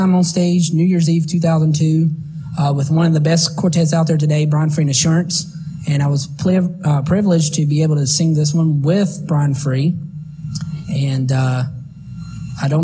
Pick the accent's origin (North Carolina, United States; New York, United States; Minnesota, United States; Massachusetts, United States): North Carolina, United States; Salisbury; born or raised there